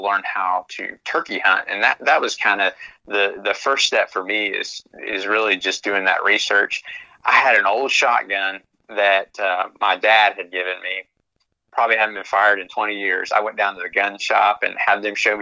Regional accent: Central Florida, United States; moved away as an adult; now in Lexington, United States; I'm originally from Central Florida

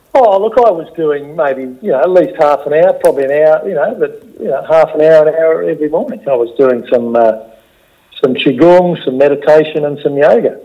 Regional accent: Australia; as an Aussie bloke

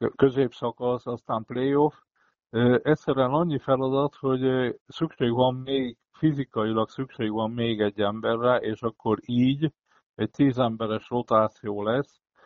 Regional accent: Szombathely, Vas, Hungary; én, mint szombathelyi

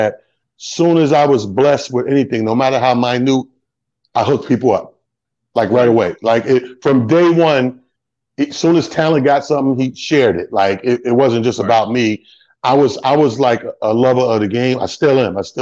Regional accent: New York, United States; now in Florida, United States; I'm from Snowville, USA. You know that. New York

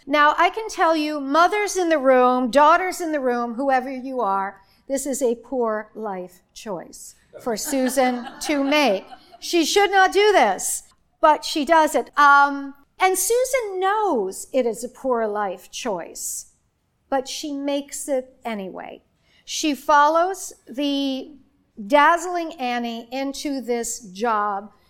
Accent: Warren, United States; moved away; I am from here. I grew up right here in Warren

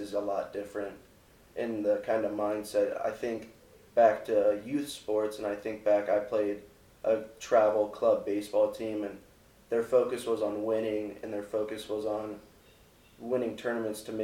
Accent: Akron, Ohio, United States; I'm from Akron, Ohio

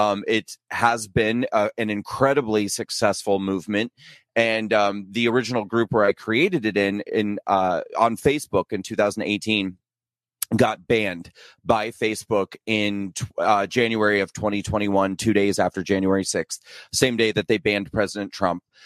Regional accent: Nebraska, United States; moved away as an adult; also born or lived in New York City; I was born and raised in, uh, small town Nebraska. And then I moved to New York City after I graduated from high school, and I lived in New York City for twenty years.

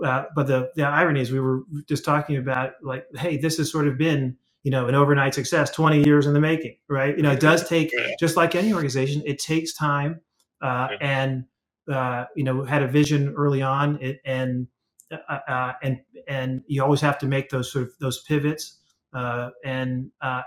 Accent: Washington, District of Columbia, United States; I grew up in Washington, D.C.

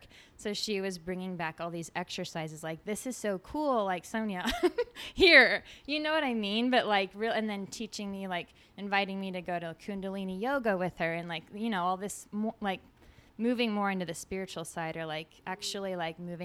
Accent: Midwest, United States; we grew up in the Midwest and it was like super small town

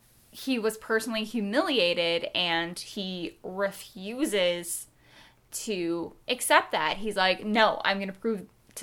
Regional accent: Ireland; Brave, I like, but then again, I'm Irish, so the score I absolutely adore.

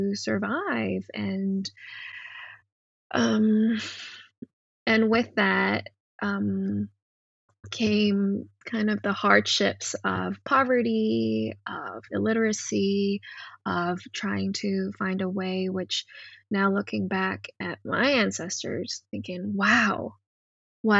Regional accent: Hong Kong; now in Canada; growing up in Hong Kong in, you know, Cantonese queer body

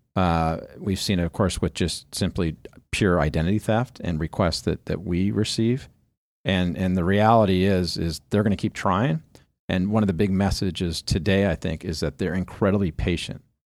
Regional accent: Southern California, United States; when you grow up in Southern California

